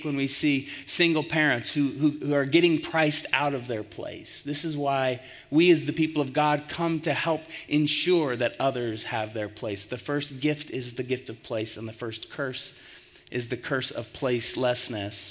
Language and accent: English; Tulsa, Oklahoma, United States; now in Colorado Springs, United States; The church that I grew up in Tulsa, Oklahoma